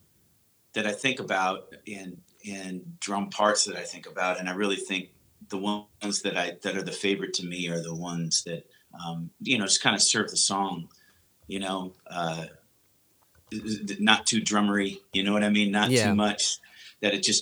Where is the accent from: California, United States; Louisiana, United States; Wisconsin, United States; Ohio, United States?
Wisconsin, United States; also born or lived in St. Louis / Nashville / Chicago / Columbus; now in Cleveland, United States; I grew up in Wisconsin.